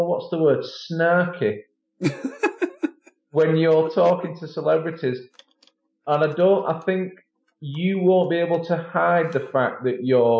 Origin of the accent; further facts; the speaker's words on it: England, United Kingdom; being the Paunch Stevenson Show official British correspondent?